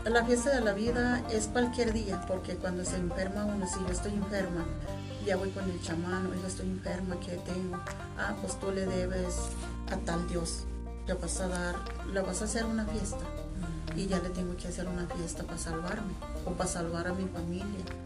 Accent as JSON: {"language": "Spanish", "region": "Nayarit", "country": "Mexico", "tie": "born or raised there", "moved": "as an adult", "lives_now": "Durango, Mexico", "said": "Por eso yo abandoné mi tierra."}